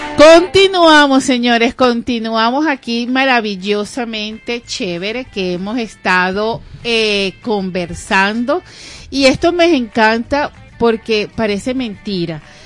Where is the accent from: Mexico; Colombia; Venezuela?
Venezuela; somos de Venezuela